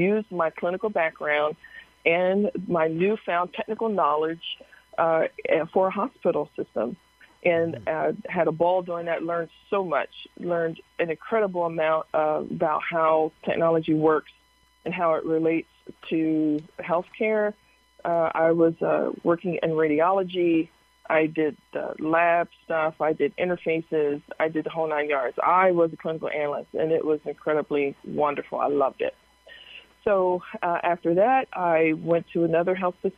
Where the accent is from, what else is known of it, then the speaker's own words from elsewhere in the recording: Harrisburg, Pennsylvania, United States; I am from Harrisburg, Pennsylvania, born and raised